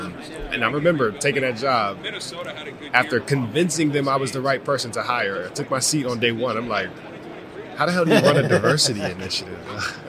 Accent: Roanoke, Virginia, United States; So I born and raised in Roanoke, Virginia

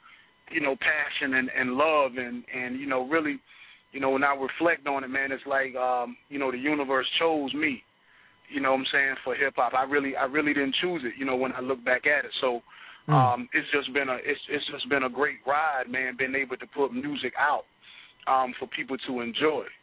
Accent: Allendale, South Carolina, United States; I'm from Allendale, South Carolina, small town, 10,000 people, something like that.

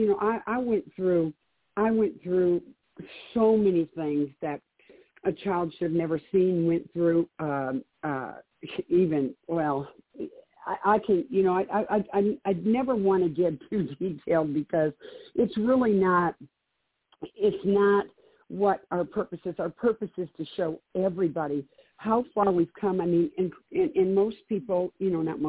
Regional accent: Detroit, Michigan, United States; now in Cheyenne, United States; I was born and raised in Detroit in a very abusive home with an alcoholic father, drug house.

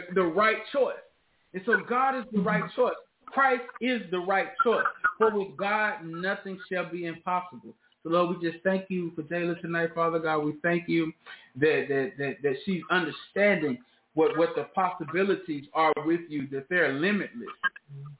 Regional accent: Memphis, Tennessee, United States; I'm from the South. I grew up in Memphis.

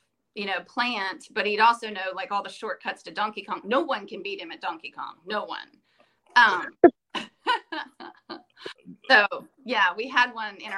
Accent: Virginia, United States; also born or lived in Clinton, North Carolina; even though we grew up in Virginia

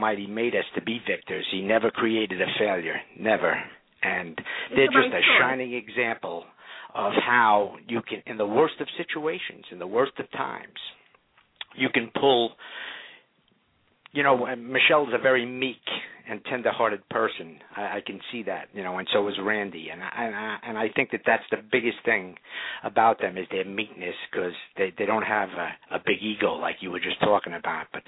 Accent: New York, United States; now in Orlando, United States; I was born and raised in New York

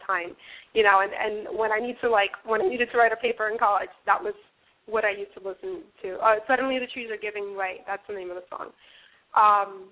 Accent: Manhattan, New Jersey, United States; first language English; also born or lived in Dominican Republic; I grew up in Manhattan, and for a little bit, and then the rest of my life I lived in New Jersey

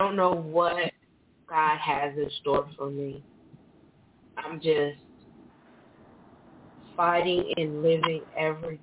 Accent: Bridgeport, Connecticut, United States; I'm here from Bridgeport, Connecticut.

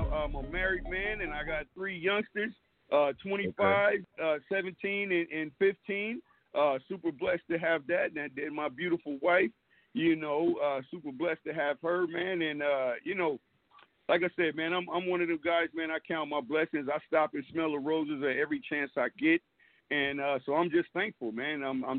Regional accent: Oakland, California, United States; born there; also born or lived in San Diego / Brooklyn; now in Fairfield, United States; I'm out of Fairfield, California. I was born in Oakland, California. Lived in Oakland for a while. Lived in San Diego.

